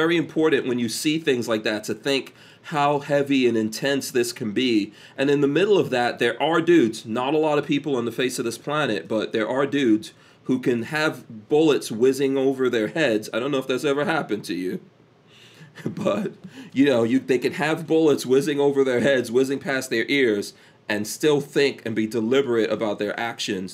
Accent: New York City, New York, United States; also born or lived in Guyana; I grew up in Far Rockaway, New York, very close to the beach

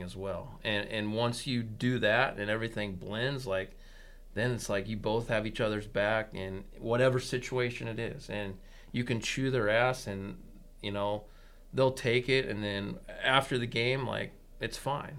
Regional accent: McCook, Nebraska, United States; I was born and raised in McCook, so I knew everybody

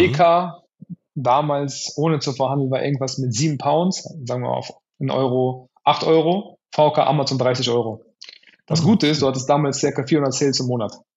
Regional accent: Cologne, North Rhine-Westphalia, Germany; ich komme aus Köln

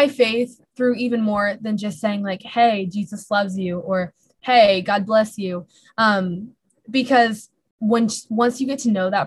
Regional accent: California, United States; moved away as an adult; now in Minnesota, United States; I'm originally from California

